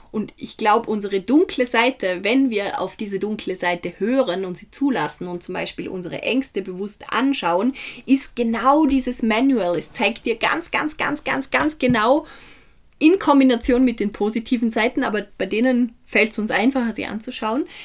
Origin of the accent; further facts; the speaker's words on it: Feldkirch, Vorarlberg, Austria; Ich war gestern in Feldkirch, wo ich herkomme, das ist in Vorarlberg, eine kleine mittelalterliche Stadt, wo wirklich jeder jeden kennt.